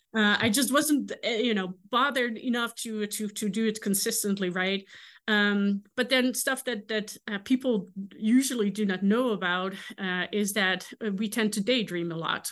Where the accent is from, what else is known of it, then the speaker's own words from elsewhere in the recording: Netherlands; English is a second language; moved away as an adult; now in Kansas, United States; I am from the Netherlands